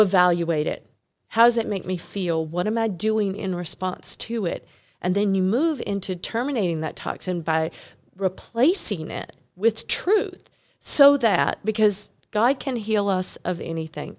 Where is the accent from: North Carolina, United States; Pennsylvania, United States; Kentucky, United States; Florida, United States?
North Carolina, United States; I'm from North Carolina